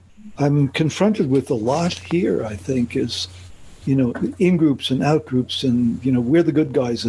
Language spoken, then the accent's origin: English; New York, United States; now in Bible Belt, United States; I come from New York where it's a more of a melting pot. I mean, it's a very Catholic city, New York is.